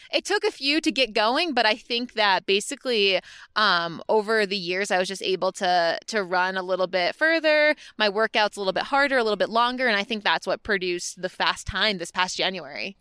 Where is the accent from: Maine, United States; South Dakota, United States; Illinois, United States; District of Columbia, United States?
Maine, United States; moved away as an adult; also born or lived in Connecticut (UConn) / Boston; now in Flagstaff, United States; I'm originally from Maine, um, New England, New England girl